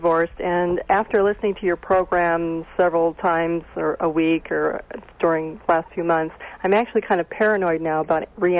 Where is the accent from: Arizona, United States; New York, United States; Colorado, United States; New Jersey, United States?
Arizona, United States; Phoenix; I'm from Phoenix. I lived there for 5 years.